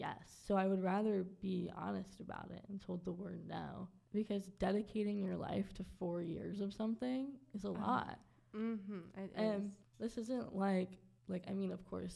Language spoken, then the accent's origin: English; Waldorf, Maryland, United States; moved away; also born or lived in Baltimore, Maryland; I'm originally from Southern Maryland